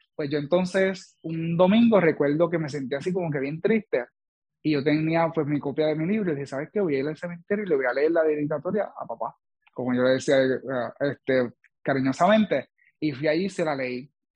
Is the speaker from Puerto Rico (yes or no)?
yes; Villalba, Puerto Rico; soy del pueblo de Villalba